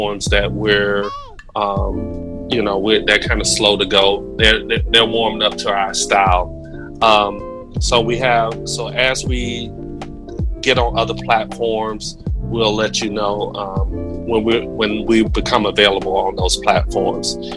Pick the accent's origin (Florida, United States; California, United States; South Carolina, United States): Florida, United States; Pensacola; accent: Southern; Pensacola, Florida.